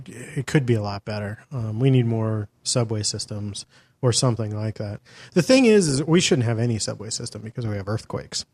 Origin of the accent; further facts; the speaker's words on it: Los Angeles, California, United States; my hometown